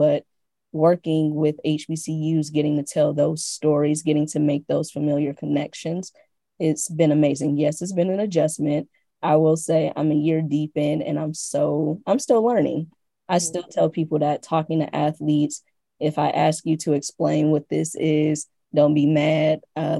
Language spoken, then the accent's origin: English; Midwest, United States; growing up in the Midwest, I will say at least my upbringing, I wasn't too privy to HBCUs.